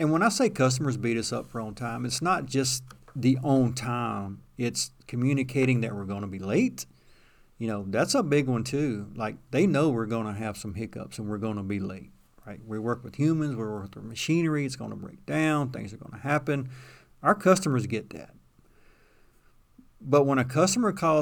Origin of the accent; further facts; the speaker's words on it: Danville, Virginia, United States; I'm from Danville, Virginia